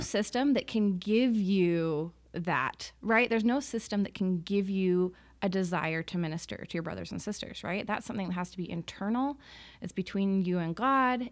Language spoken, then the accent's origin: English; Salt Lake City, Utah, United States; I grew up in Salt Lake